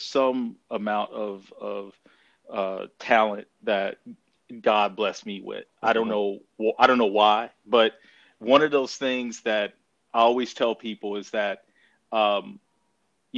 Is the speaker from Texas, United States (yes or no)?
yes; Commerce, Texas, United States; also born or lived in Denton, Texas; I grew up in a small town about an hour northeast of Dallas, Texas, called Commerce, Texas.